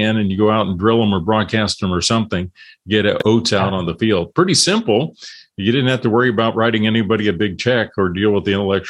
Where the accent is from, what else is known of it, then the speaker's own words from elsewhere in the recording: Illinois, United States; where I grew up in Illinois